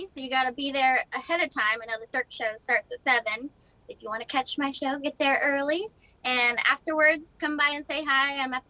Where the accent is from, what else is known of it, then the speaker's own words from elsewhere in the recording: Central California, United States; moved away as an adult; now in Nashville, United States; I'm from Central California, so it's not too far from my home. And I grew up on a grain and cattle ranch